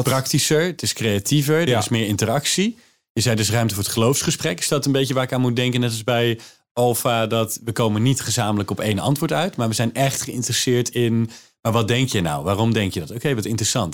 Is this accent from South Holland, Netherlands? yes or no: yes; Maassluis, South Holland, Netherlands; ik kom uit Maasluis